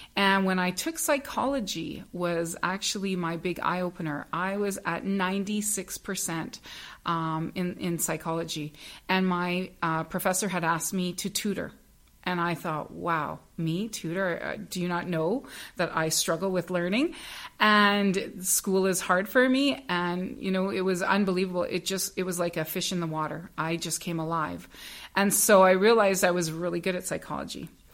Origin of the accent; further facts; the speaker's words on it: Northern Ontario, Canada; I grew up in Northern Ontario